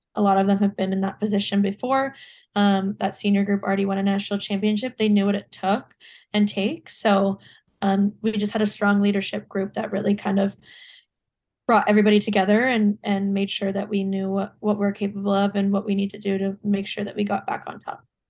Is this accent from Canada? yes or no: yes; Ontario, Canada; also born or lived in New York; I live back in Ontario